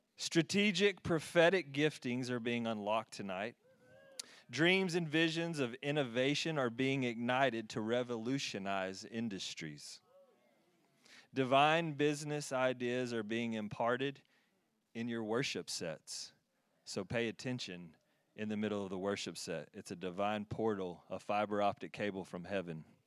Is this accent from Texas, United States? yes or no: yes; Texas, United States; moved away; I'm from Texas. Yeah, from Texas